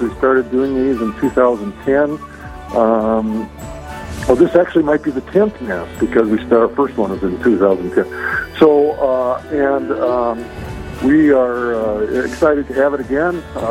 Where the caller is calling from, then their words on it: Duluth, Minnesota, United States; I'm calling from Duluth.